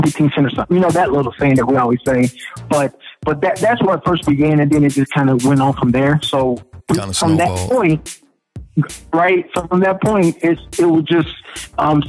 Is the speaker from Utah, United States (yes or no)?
no; Louisville, Kentucky, United States; I grew up in Louisville, and growing up in the projects